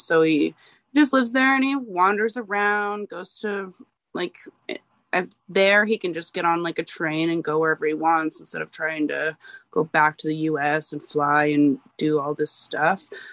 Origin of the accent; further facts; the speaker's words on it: Alaska, United States; I'm born and raised in Alaska